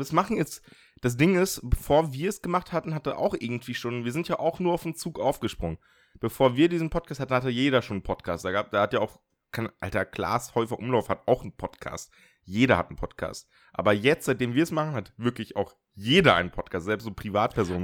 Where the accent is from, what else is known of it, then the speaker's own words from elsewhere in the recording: a village in northern Germany, Germany; also ich kann ein bisschen platt, also so norddeutsches platt. Also verstehen kann ich es äh, komplett, Einfach weil bei mir im Dorf, ich komme aus dem Dorf, so die alten Leute platt gesprochen haben